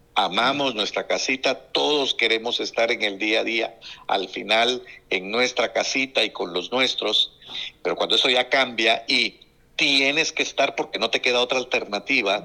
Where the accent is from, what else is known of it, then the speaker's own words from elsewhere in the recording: Guatemala; como guatemalteco